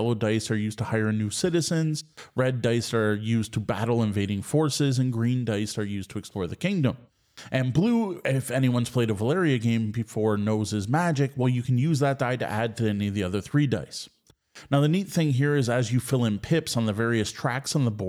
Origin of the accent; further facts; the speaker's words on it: Ontario, Canada; Now, growing up in Southwest Ontario, we are all very familiar with trick-taking games, and I honestly don't know anyone local who didn't spend their school lunch hour playing euchre.